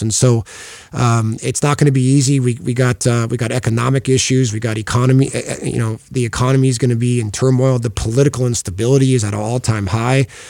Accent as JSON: {"language": "English", "region": "Oregon", "country": "United States", "tie": "born or raised there", "said": "I grew up in Oregon"}